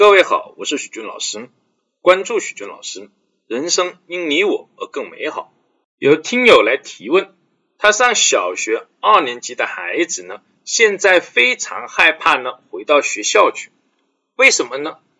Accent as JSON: {"language": "Chinese", "country": "China", "said": "我们中国人"}